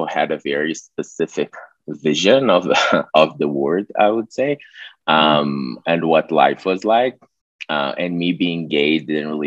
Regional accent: Brazil; moved away as an adult; also born or lived in Budapest, Hungary / Mexico; I'm Brazilian. I'm from a city kind of close to Rio, like 200 kilometers.

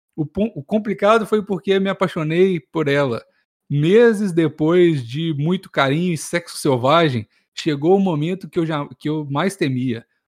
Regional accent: Minas Gerais, Brazil

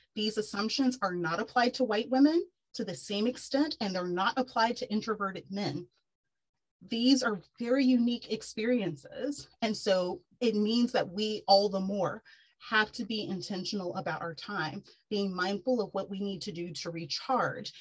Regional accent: Texas, United States; moved away as an adult; also born or lived in New York City; I'm born and raised in Texas.

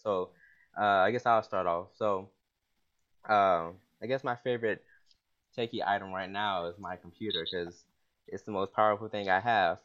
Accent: Atlanta, Georgia, United States; moved away as an adult; also born or lived in Tennessee / North Carolina; now in Washington, D.C., United States; I'm uh, originally from Atlanta, the ATL.

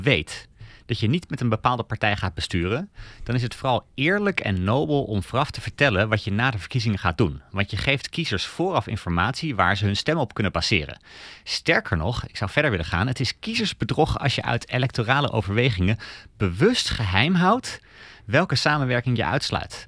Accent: Denmark; now in Netherlands; ik kom zelf uit Denemarken

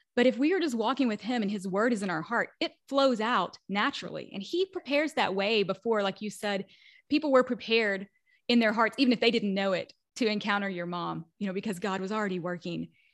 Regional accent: the Bible Belt, United States; where I grew up in the Bible Belt.

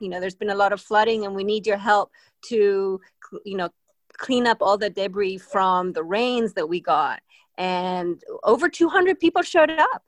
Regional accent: Spain; also born or lived in Boston; now in Richmond, United States; I'm originally from Spain, and I uh, grew up on the water

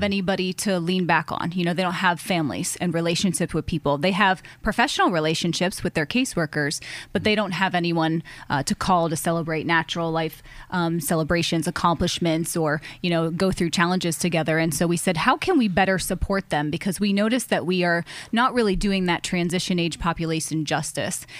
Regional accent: Erie, Pennsylvania, United States; I was born and raised in Erie, Pennsylvania

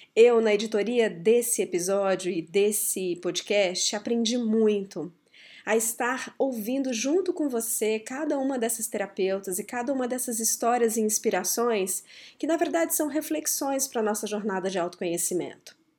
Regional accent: Brasília, Federal District, Brazil; Quando eu era muito pequena, eu cresci em Brasília e a cidade estava recém-construída.

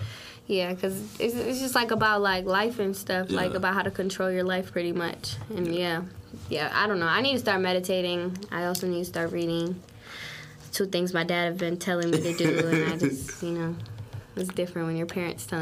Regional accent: St. Paul, Minnesota, United States; St. Paul, Minnesota is definitely not where I want to stay for the rest of my life

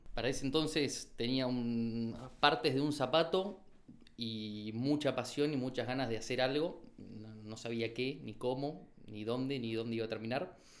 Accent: Chaco, Argentina; moved away as an adult; now in Buenos Aires, Argentina; Yo soy del Chaco, vine a estudiar arquitectura a Buenos Aires

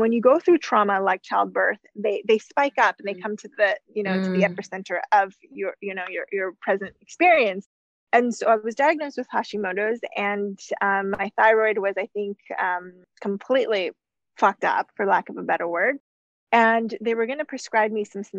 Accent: United States; moved away as an adult; also born or lived in Canada; I'm from the US

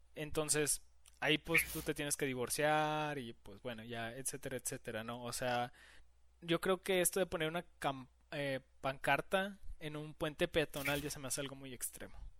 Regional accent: Mexico; no lo celebramos aquí en México

